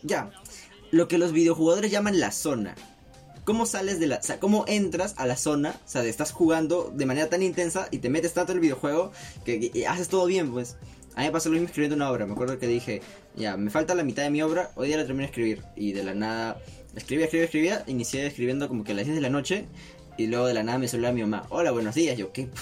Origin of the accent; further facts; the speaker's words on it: Lima, Peru; somos parte de, este, de este clan marrón del lado norte de Lima, bueno, centro, Los Olivos es centro